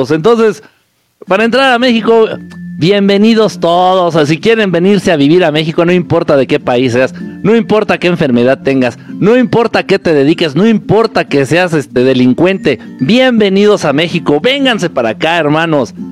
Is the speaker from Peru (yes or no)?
yes; Peru; En fin, soy de Perú y mi familia vacunada está que les da gripa fuerte si no me vacuné y estoy sano.